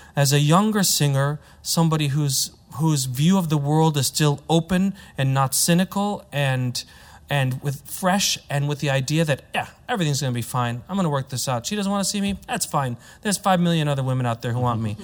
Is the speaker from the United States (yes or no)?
yes; United States; I'm American, so I have the, I have an American point of view